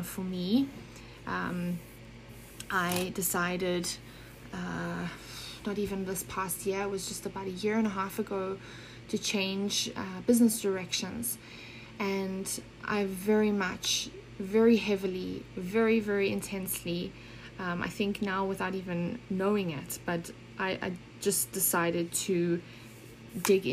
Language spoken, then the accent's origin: English; Johannesburg, Gauteng, South Africa; moved away as an adult; also born or lived in Germany / Switzerland; I grew up in South Africa, but was actually born in Germany.